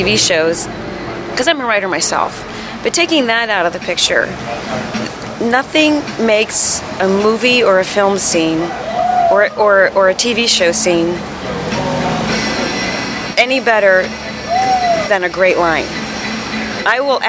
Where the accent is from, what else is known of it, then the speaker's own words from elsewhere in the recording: Fort Lauderdale, Florida, United States; I'm from Fort Lauderdale, Florida